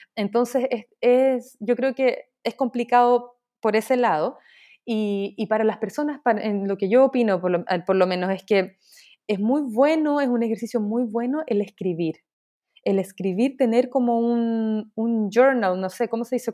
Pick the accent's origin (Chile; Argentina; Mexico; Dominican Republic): Chile; moved away as an adult; also born or lived in Dubai, United Arab Emirates; now in New York, United States; yo soy eh, artista chilena. Eh, en estos momentos estoy viviendo en Dubái